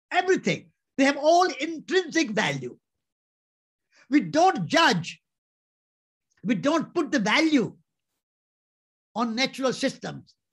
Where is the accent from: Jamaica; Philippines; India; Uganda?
India; Before I'm an Indian, I'm a living being